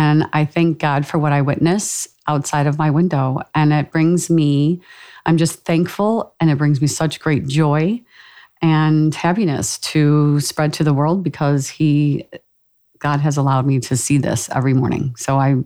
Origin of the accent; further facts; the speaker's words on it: Ireland; us Irish people